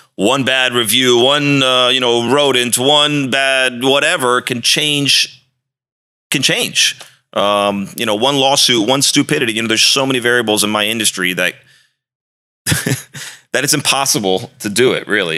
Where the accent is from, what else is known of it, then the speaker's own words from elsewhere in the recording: D.C., District of Columbia, United States; moved away as an adult; also born or lived in Arizona / Miami; I grew up outside of Washington, D C